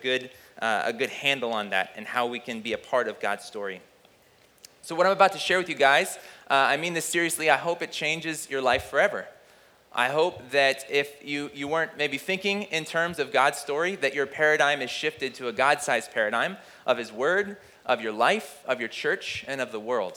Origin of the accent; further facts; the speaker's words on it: United States; growing up in America